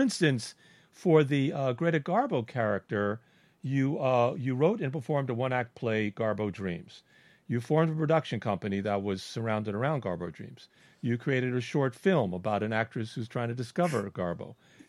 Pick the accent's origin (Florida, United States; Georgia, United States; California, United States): Florida, United States; Miami; accent: New York; But I had a New York accent too, and because I was brought up in Miami, but my father would talk Brooklyn, and so.